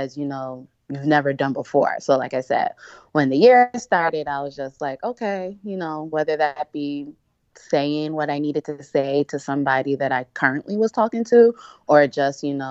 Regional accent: outside Philadelphia, Pennsylvania, United States; also born or lived in Nigeria; I'm Nigerian. So I was born in Nigeria, but I was pretty much raised in outside Philadelphia my whole life

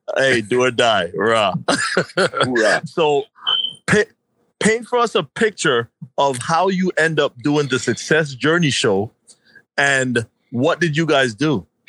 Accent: New York, United States; we're both from New York

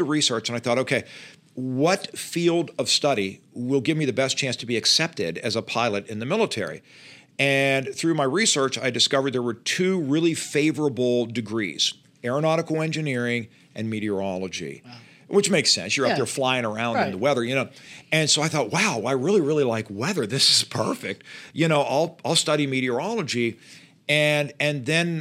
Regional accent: Pittsburgh, Pennsylvania, United States; moved away as an adult; also born or lived in Louisiana; now in Charlotte, United States; I grew up in Pittsburgh

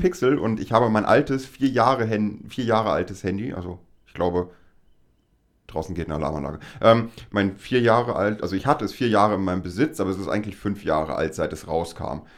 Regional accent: Lower Saxony, Germany; wir beide aus Niedersachsen kommen

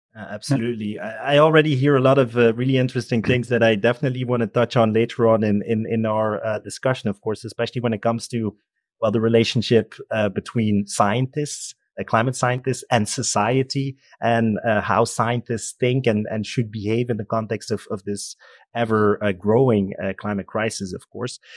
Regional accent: Belgium; I'm from Belgium

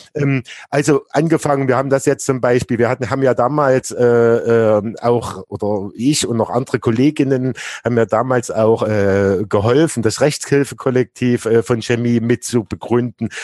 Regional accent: Leipzig, Saxony, Germany; ich komme ja ursprünglich aus Plagwitz, so relativ nah dann äh, äh, zu Leutsch

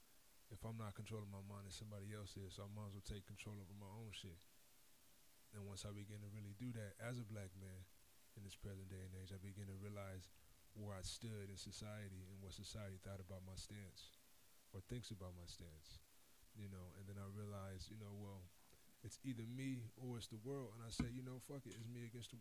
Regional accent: Las Vegas, Nevada, United States; moved away; I'm from Las Vegas

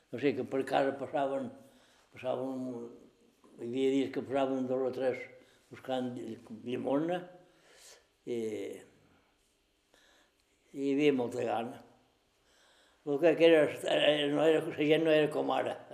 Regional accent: Balearic Islands, Spain; Som mallorquins.

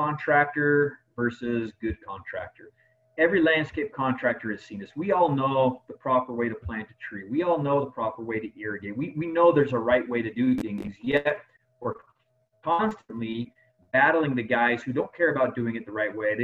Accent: Las Vegas, Nevada, United States; I native Nevada and love my hometown

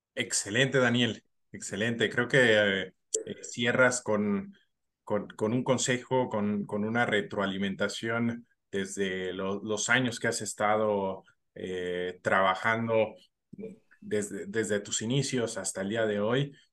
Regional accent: Mexico; como profesionales mexicanos

